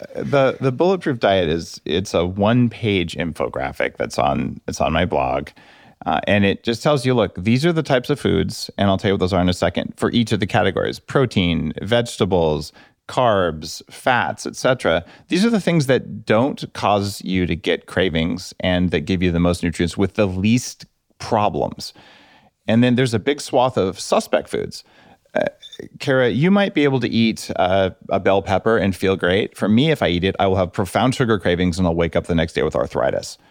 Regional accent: New Mexico, United States; I grew up in New Mexico

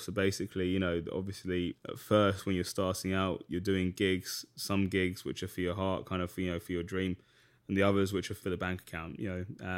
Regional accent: London, United Kingdom; moved away as an adult; now in New York, United States; I grew up basically in Greater London, which is like, for that, it basically is the suburbs

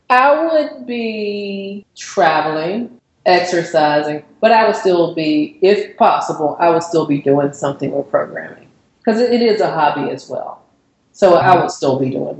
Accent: Virginia, United States; moved away as an adult; now in Atlanta, United States; I was born and raised in Virginia, you know, had been there all my life. And I met someone from here and moved here

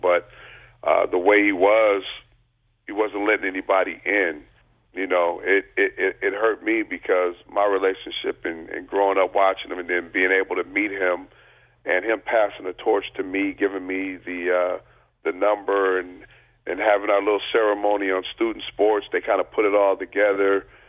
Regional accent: Long Beach, California, United States; I grew up in Long Beach

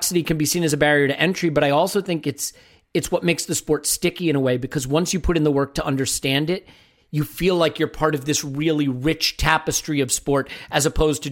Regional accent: United States; I'm an American

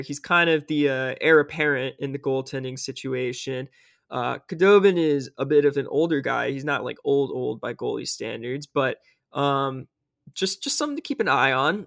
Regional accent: Tennessee, United States; now in Auburn, United States; my home state of Tennessee

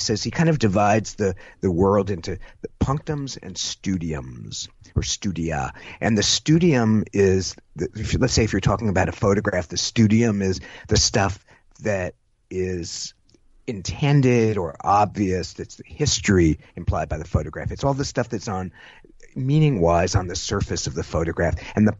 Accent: San Jose, California, United States; I'm from San Jose, California.

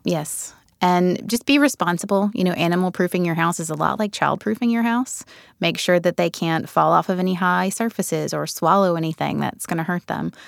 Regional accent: rural Alabama near Birmingham, United States; accent: southern; I grew up in rural Alabama near Birmingham, and I come from a family of savers

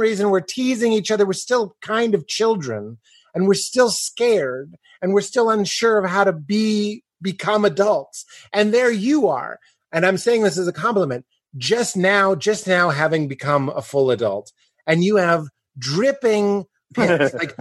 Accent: Boston, Massachusetts, United States; growing up in the Boston area

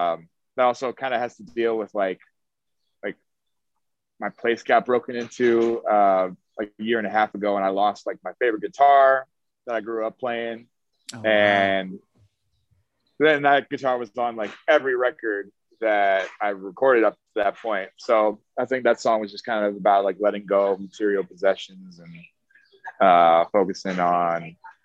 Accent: Chicago, Illinois, United States; also born or lived in Miami; now in New York, United States; I did school there, and that I'm from Chicago originally. So okay. I went back to Chicago after I graduated, and I recorded a couple songs there.

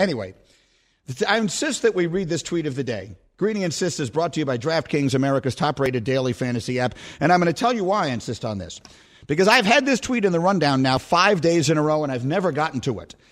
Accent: New York City, New York, United States; moved away as an adult; also born or lived in Chicago; I grew up in New York City

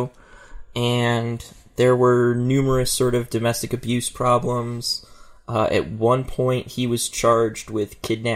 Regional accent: Reno, Nevada, United States; it happened in my hometown

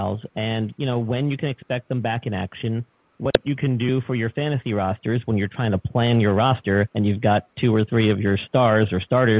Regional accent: New York, United States; moved away; I'm originally from New York, so I am a transplant

